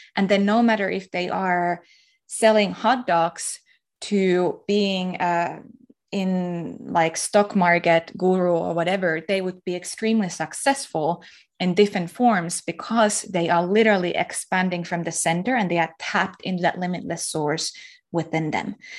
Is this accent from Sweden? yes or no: no; Finland; I'm from Finland